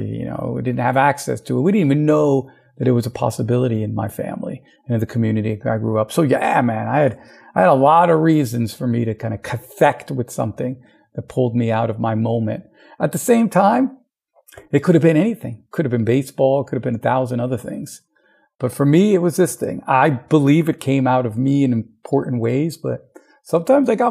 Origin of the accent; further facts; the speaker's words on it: United States; the custom that I grew up in the United States